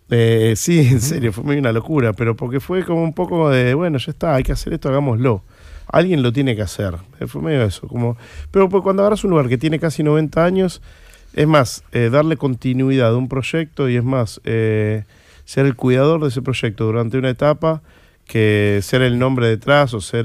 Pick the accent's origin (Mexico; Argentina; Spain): Argentina; era un bar que yo frecuentaba en mi adolescencia, pues fui al pellegrino un colegio que estaba ahí cerca